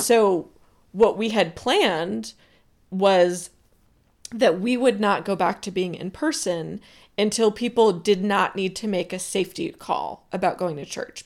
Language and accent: English; Southern Rhode Island, United States; I grew up in Southern Rhode Island